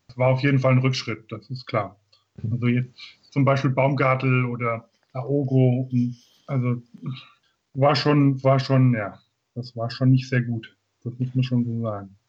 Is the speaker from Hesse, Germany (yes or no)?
yes; Grünberg, Hesse, Germany; also born or lived in Giessen; komme aus Gießen in Hessen, bin aufgewachsen in Grünberg